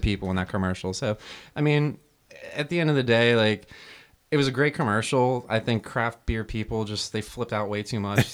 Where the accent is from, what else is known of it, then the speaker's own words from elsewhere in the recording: New Jersey, United States; moved away; I grew up in New Jersey, so I, we were probably maybe forty-five minute drive from Giants Stadium